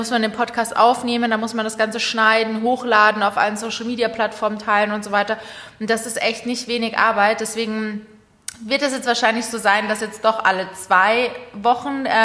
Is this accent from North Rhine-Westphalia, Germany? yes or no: no; Munich, Bavaria, Germany; dann natürlich auch München als zweiter Ort, weil das ja sozusagen meine Heimat ist und das natürlich schon immer sehr, sehr schön ist für mich, zu Hause zu sein.